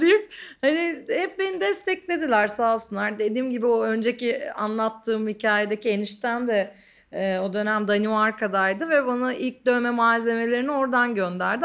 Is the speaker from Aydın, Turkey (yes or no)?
yes; Didim, Aydın, Turkey; also born or lived in Ankara; now in Istanbul, Turkey; yeterince gelişmem için Didim'e gitmişiz. Didim'de büyüdüm bir noktada.